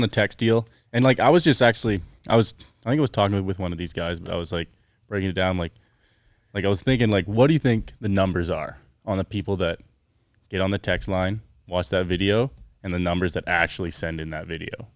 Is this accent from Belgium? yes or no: no; Chilliwack, British Columbia, Canada; I grew up in Canada, um, Chilliwack, B C, near Vancouver.